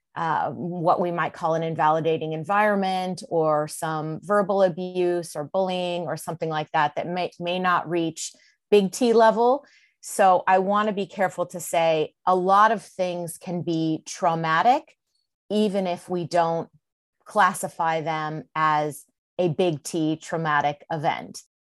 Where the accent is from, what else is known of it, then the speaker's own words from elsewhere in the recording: California, United States; moved away as an adult; also born or lived in Mississippi; I've born and raised in California, but I ended up living in Mississippi for several years.